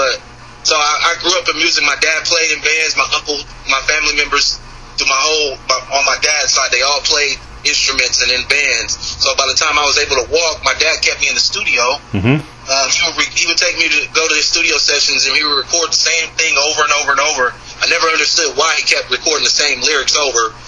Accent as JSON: {"language": "English", "town": "Oakland", "region": "California", "country": "United States", "said": "I'm from West Oakland"}